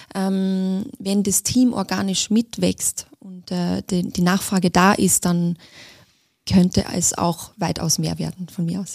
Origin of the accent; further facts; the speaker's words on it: Austria; moved away; ich bin Österreicherin